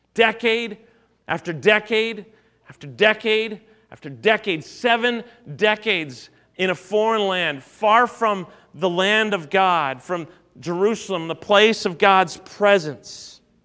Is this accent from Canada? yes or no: yes; Canada; as a Canadian